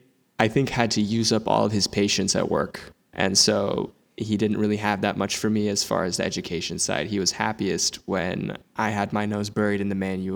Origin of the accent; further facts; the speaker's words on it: Princeton, New Jersey, United States; Yeah, so Princeton, it's a nice area. Like I'm not gonna front, like, you know, it's a lot of suburbs